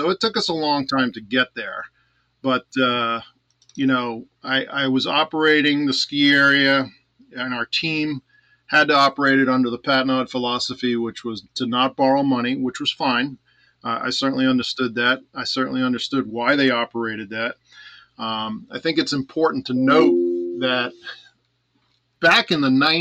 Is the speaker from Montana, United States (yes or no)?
no; Long Island, New York, United States; moved away as an adult; now in New Hampshire, United States; I was raised on Long Island